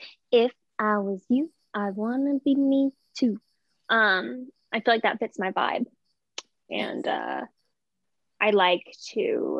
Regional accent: the South, United States; Cause like, I'm from the South. Like, we don't have a lot of like ice skating places.

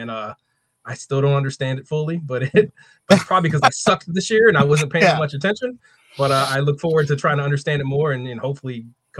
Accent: Texas, United States; I'm from Texas.

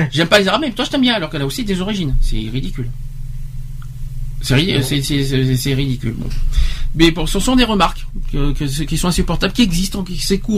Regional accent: Romania; French is a second language; d'habitude les gens me demandent mes origines en précisant que j'ai un léger accent charmant. Presque chaque fois euh, que je réponds je suis roumaine

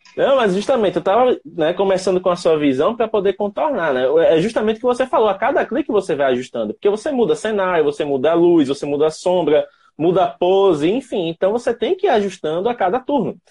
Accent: Penedo, Alagoas, Brazil; sou de Penedo, ao sul de Alagoas, fazendo aqui divisa com Sergipe

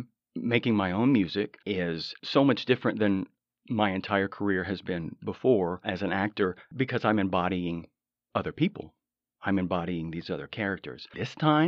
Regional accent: Odessa, Texas, United States; now in Los Angeles, United States; I'm originally from Odessa, Texas. I got out of there a long time ago, and now I consider myself a Los Angelino, definitely a California boy

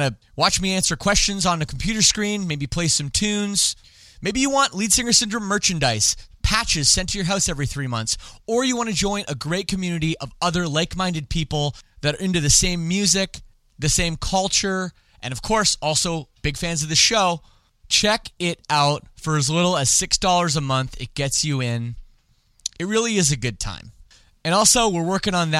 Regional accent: Canada; I don't speak French despite being Canadian.

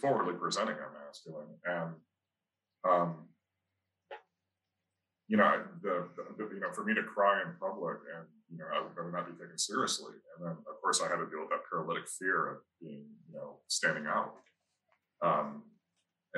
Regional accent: Holland, Michigan, United States; moved away as an adult; also born or lived in Detroit; growing up in Michigan and Holland

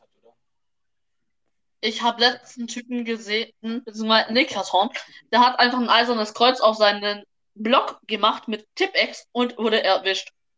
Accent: Germany; wir sind Deutsche

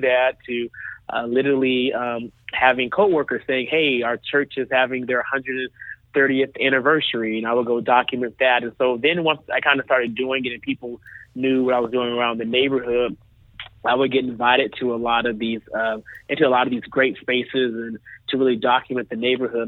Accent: Dallas, Texas, United States; I'm from Dallas

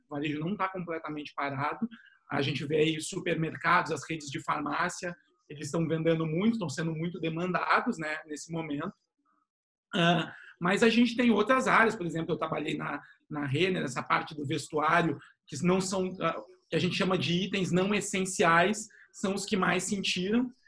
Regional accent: São Paulo, Brazil; moved away as an adult; now in Porto Alegre, Brazil; eu sou paulista de origem, mas sou gaúcho de coração, falo aqui de Porto Alegre

